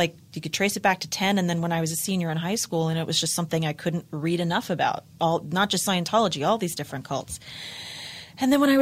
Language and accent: English; Los Angeles, California, United States; I was born and raised in Los Angeles